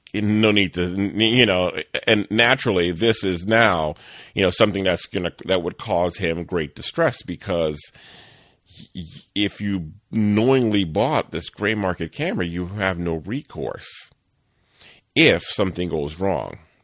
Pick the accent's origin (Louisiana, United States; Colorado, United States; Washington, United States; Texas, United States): Louisiana, United States; New Orleans; I grew up in New Orleans